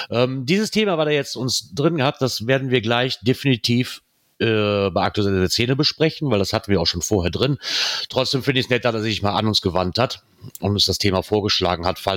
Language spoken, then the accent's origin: German; Aachen, North Rhine-Westphalia, Germany; Ähm, die stehen ja doch ein bisschen besser da wie ich als Aachener